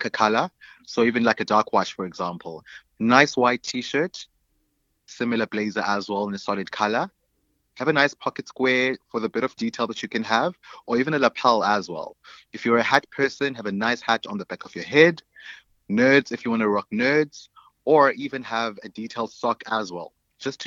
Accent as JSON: {"language": "English", "town": "Alice", "region": "Eastern Cape", "country": "South Africa", "tie": "born or raised there", "also_born_or_lived": "East London / Queenstown", "moved": "yes", "lives_now": "Cape Town, South Africa", "said": "grew up in a small town called Alice, aka Etikeni"}